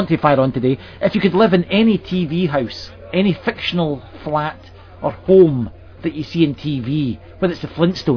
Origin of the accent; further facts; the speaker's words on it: Glasgow, Scotland, United Kingdom; also born or lived in Edinburgh; I've spent about 18 years in Glasgow, about the same again in Edinburgh, then back to Glasgow for a few more years.